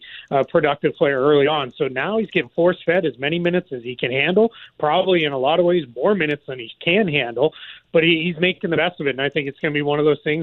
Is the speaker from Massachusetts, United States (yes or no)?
yes; Boston, Massachusetts, United States; accent: Boston; my Boston accent